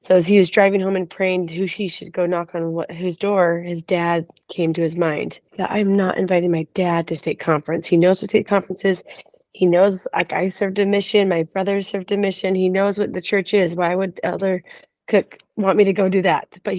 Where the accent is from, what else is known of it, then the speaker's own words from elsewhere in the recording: Holladay, Utah, United States; now in Richmond, United States; I grew up in Holiday, Utah.